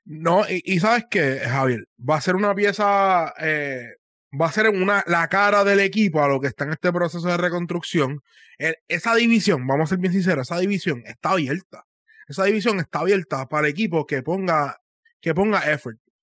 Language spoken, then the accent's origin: Spanish; Puerto Rico; moved away; yo soy puertorriqueño